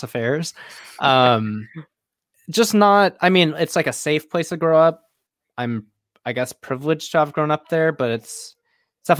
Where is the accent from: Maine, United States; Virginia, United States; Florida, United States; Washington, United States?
Washington, United States; Auburn; also born or lived in Seattle / Burien / Bellingham; I was born in Seattle, and I lived in Burien for like a couple years, which is essentially Seattle. Lived in Auburn, Washington for 18 years